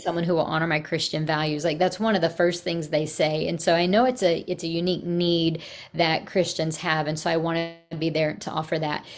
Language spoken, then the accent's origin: English; Texas, United States; moved away as an adult; also born or lived in Virginia; I'm from Texas